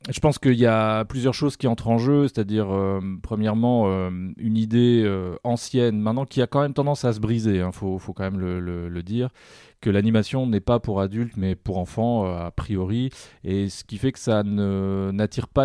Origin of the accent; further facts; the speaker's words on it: Paris, Île-de-France, France; Bon, je suis parisien, je précise.